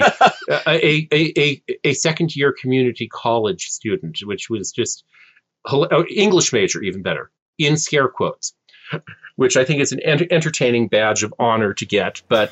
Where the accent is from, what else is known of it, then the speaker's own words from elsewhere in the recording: California, United States; Californian born and raised